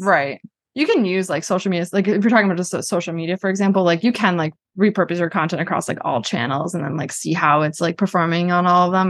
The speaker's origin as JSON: {"language": "English", "town": "Boston", "region": "Massachusetts", "country": "United States", "tie": "born or raised there", "also_born_or_lived": "New Hampshire", "said": "I grew up in Boston, went to University of New Hampshire"}